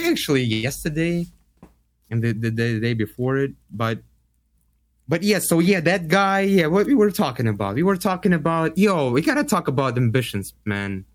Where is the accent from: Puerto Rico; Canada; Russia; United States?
Russia; moved away; I was like, Russia